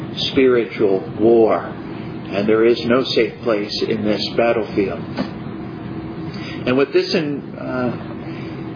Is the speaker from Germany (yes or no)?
no; United States; Growing up in America